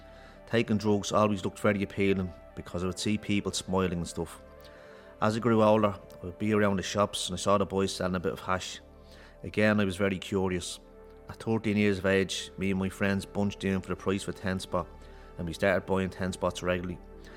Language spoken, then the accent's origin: English; Ballymun, Leinster, Ireland; I grew up in Ballymun.